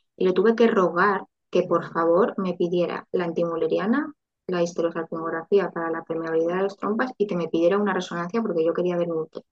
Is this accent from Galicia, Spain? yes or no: no; Valencia, Valencian Community, Spain; also born or lived in Madrid; quiero crear una familia mm, en mi, ciudad y tal y cual, pues nos, nos volvimos a Valencia